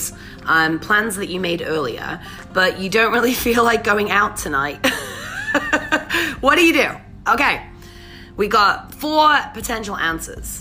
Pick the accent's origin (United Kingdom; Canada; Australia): United Kingdom; England; moved away; I'm English, right? So you know, when I say the tube, I mean I used to ride the tube.